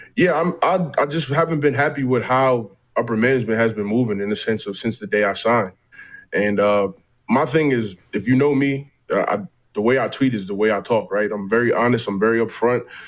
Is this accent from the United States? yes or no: yes; United States; as an American C F L player